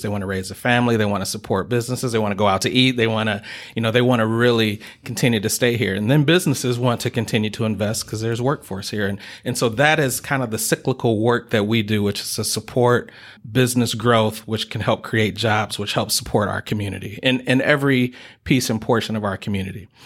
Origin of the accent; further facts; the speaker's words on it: Detroit, Michigan, United States; moved away as an adult; now in Kalamazoo, United States; I uh, was raised on the east side of the state, uh, so I'm from Detroit, Michigan